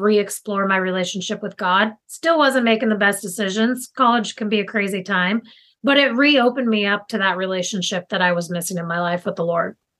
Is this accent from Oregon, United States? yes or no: yes; Tillamook, Oregon, United States; I live currently in Tillamook, Oregon, which is on the coast, and my family's actually lived in Tillamook for over 100 years. So super invested in this community and was one of the kids growing up in high school